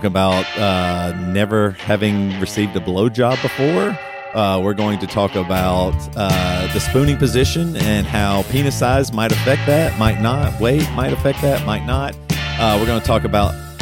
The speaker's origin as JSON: {"language": "English", "region": "Deep South", "country": "United States", "tie": "born or raised there", "said": "I grew up in Christianity, deep South Christianity"}